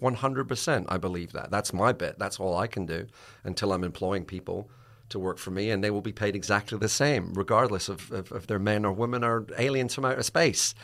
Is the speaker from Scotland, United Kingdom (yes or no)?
yes; Scotland, United Kingdom; I'm Scottish